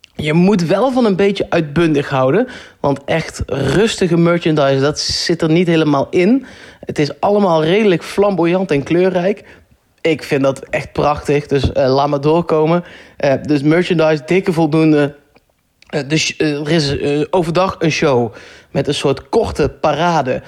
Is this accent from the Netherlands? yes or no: yes; Netherlands; ik kan daar als Nederlander